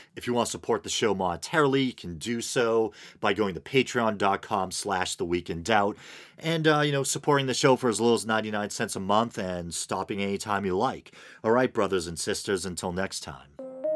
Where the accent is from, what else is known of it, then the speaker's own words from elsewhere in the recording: Boston, Massachusetts, United States; I'm in the Boston area, and I grew up in the Boston area